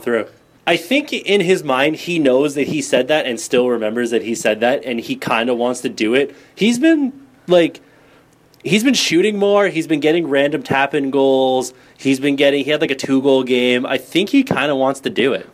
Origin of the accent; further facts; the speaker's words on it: Canada; now in San Jose, United States; I'm Canadian